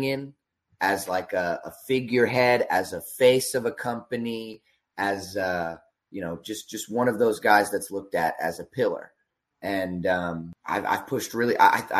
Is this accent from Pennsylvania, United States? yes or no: yes; Berks County, Pennsylvania, United States; I grew up in Berks County